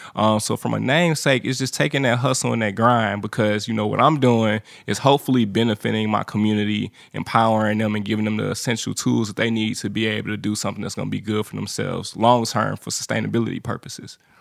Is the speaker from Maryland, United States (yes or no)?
no; St. Louis, Missouri, United States; now in Nashville, United States; I'm from Saint Louis, Missouri